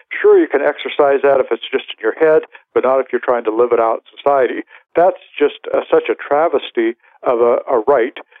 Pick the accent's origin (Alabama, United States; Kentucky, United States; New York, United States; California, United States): California, United States; moved away; I'm actually from California